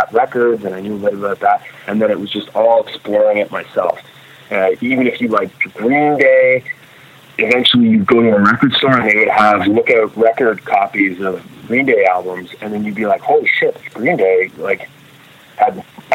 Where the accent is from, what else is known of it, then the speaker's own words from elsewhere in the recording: Grimsby, Ontario, Canada; there weren't a group of punks when I grew up in Grimsby